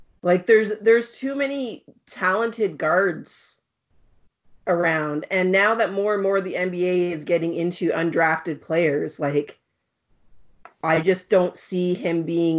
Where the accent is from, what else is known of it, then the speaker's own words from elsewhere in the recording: an hour from Windsor, Ontario, Canada; I'm an hour from Windsor, where I grew up. I was 3 hours from Toronto.